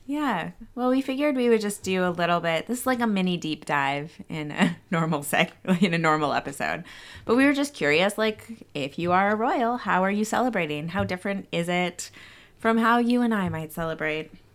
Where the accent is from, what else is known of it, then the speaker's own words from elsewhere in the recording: Canada; moved away; my home country of Canada